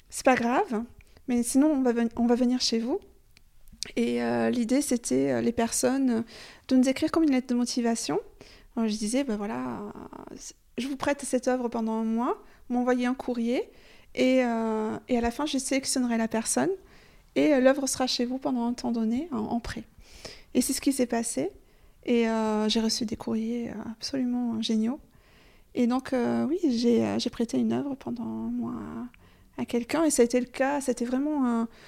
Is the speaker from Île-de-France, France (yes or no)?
no; Occitania, France; dans ma région d'origine, moi j'ai un rêve en fait. Il faut peut-être que je le propose d'ailleurs. Il y a le pic du Midi